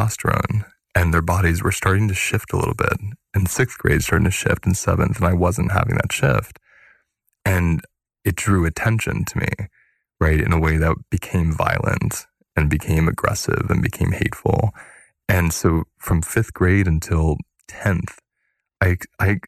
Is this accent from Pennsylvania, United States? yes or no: yes; Pennsylvania, United States; I grew up in Pennsylvania and it was Irish Catholic